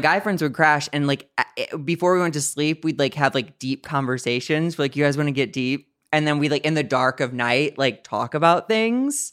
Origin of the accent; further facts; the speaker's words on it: St. Louis, Missouri, United States; moved away as an adult; now in Los Angeles, United States; I'm from the Midwest, Saint Louis, Missouri